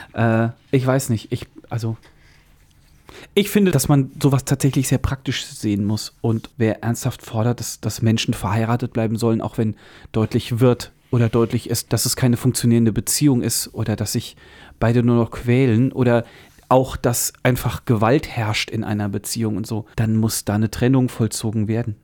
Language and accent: German; Central Hesse, Germany; bei uns in Mittelhessen